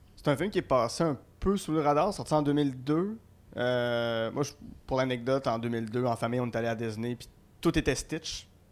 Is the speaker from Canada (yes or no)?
yes; Gatineau, Quebec, Canada; je suis natif de Gatineau, donc euh, c'est un petit gars de mon coin